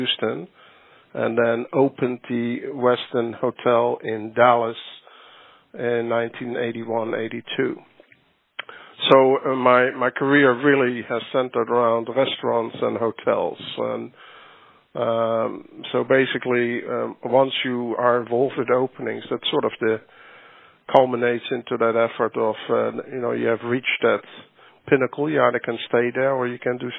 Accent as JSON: {"language": "English", "country": "Netherlands", "tie": "born or raised there", "also_born_or_lived": "Johannesburg, South Africa", "moved": "as an adult", "said": "as a young individual growing up in the Netherlands."}